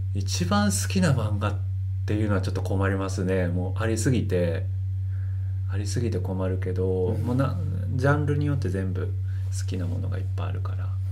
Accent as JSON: {"language": "Japanese", "region": "Osaka", "country": "Japan", "tie": "born or raised there", "also_born_or_lived": "Amagasaki", "said": "ともと出身大阪です"}